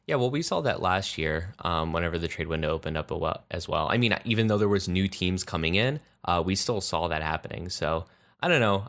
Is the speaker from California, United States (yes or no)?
no; Pennsylvania, United States; I'm from Pennsylvania